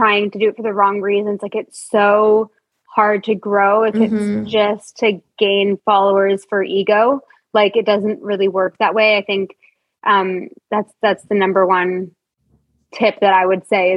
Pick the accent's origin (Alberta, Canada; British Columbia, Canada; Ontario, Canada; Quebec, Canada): Ontario, Canada; Toronto; moved away; We are both born and raised in Toronto